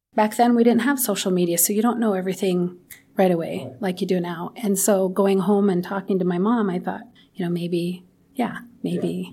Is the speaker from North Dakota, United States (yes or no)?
yes; Williston, North Dakota, United States; I grew up in Williston. My entire life I've lived, lived here